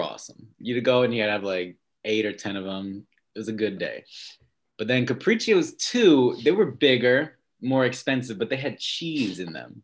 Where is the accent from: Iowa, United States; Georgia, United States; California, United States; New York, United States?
New York, United States; upstate; also born or lived in Westchester, New York; now in New York City, United States; I'm from New York. Mm-hmm. Um, born in, well, not really, from upstate New York. Lived in Westchester a little bit and then in rural upstate New York